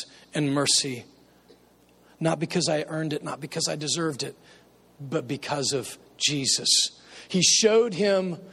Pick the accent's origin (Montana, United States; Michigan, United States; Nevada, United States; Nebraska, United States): Nebraska, United States; moved away; I grew up in Nebraska